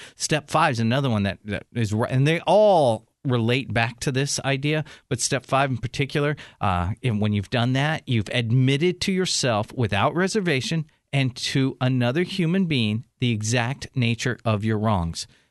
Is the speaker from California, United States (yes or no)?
yes; San Diego, California, United States; San Diego, my hometown